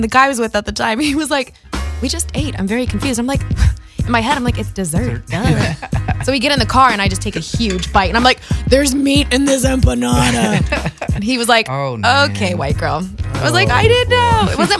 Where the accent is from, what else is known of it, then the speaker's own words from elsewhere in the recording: DeKalb, Illinois, United States; I grew up in DeKalb, Illinois.